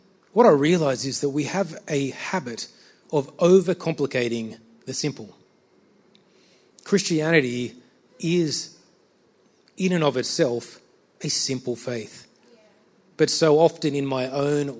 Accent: Sydney, New South Wales, Australia; I'm from Sydney

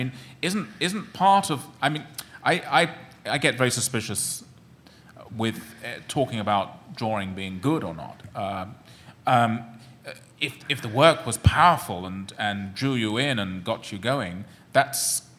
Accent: United Kingdom; now in New York, United States; because I'm British

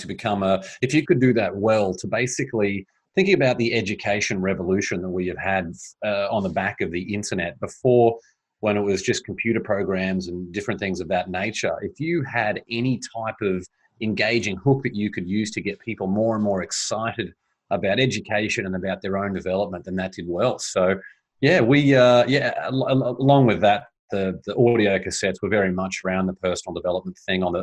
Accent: Brisbane, Queensland, Australia; moved away as an adult; also born or lived in Boston, Massachusetts / Shanghai, China; now in United States; I grew up in Brisbane, Australia, and beautiful place, love Australia, an amazing country

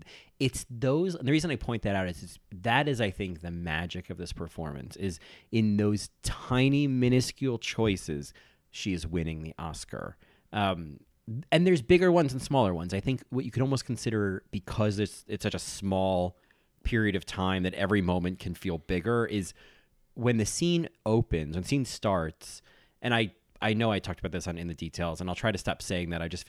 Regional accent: New Jersey, United States; I'm from New Jersey.

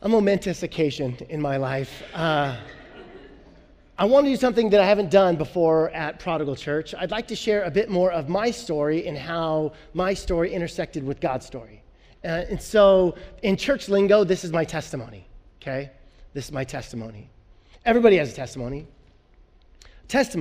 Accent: Illinois, United States; I'm from Illinois. All my family's Bears fans. But when I was a kid, growing up in Illinois

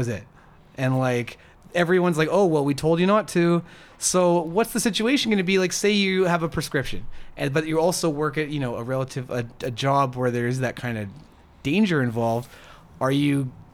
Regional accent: Northern Alberta, Canada; we're from Northern Alberta here

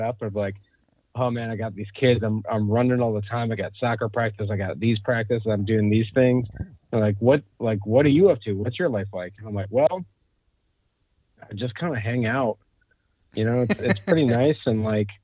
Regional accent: Northern Michigan, United States

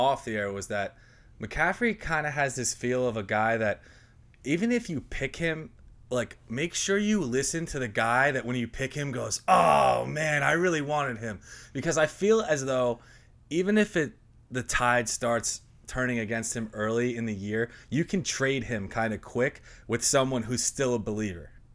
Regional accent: Northeast, United States; we're from the Northeast

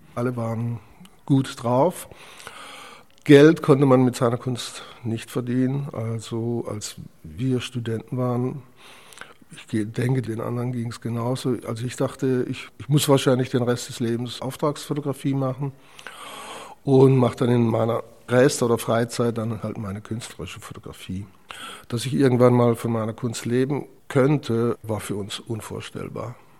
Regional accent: Zell am Harmersbach, Black Forest, Baden-Württemberg, Germany; moved away; Geboren bin ich neunzehnhundertachtundfünfzig in Süddeutschland. Der Ort heißt Zerm-Hamersbach. Kleine Stadt im Schwarzwald. Und dort habe ich dann eben auch meine Schulzeit verbracht, bis ich neunzehn war.

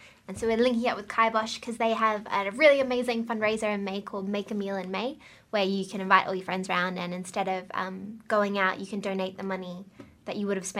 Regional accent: West Coast of Australia, Western Australia, Australia; now in Wellington, New Zealand; I'm from the West Coast, which is like the most like inconvenient place in Australia to be from.

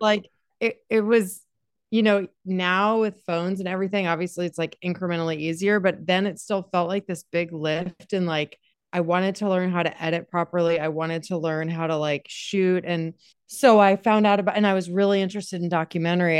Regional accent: Durham, North Carolina, United States; I'm from Durham, represent the, yeah, I went to Durham School of the Arts

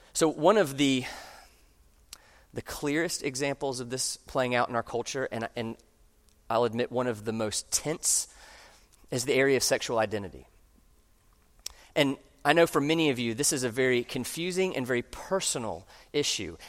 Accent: United States; I'm an American

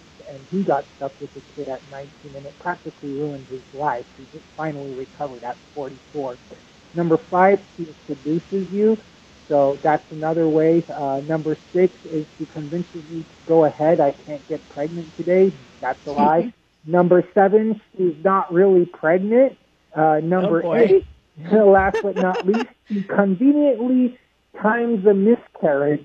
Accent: Los Angeles, California, United States; now in Las Vegas, United States; I'm from Las Vegas, originally from Los Angeles

